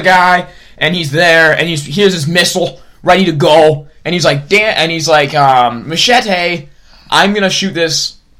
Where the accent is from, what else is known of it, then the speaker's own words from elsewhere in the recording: Minnesota, United States; Because we're white assholes from Minnesota.